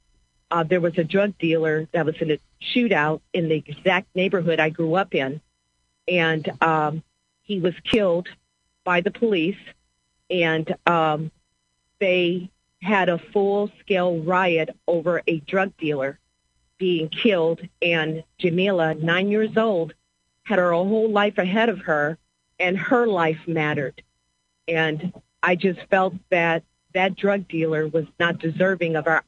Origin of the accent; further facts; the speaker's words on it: St. Louis, Missouri, United States; I was born and raised in St. Louis